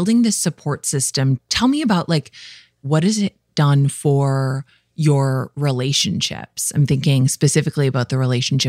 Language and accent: English; Midwest, United States; I'm from the Midwest. We love talking about weather, okay?